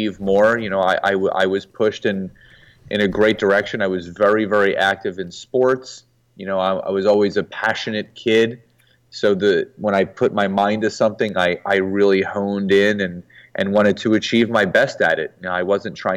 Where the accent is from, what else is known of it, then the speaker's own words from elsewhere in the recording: Philadelphia, Pennsylvania, United States; I was born in Philadelphia, Pennsylvania.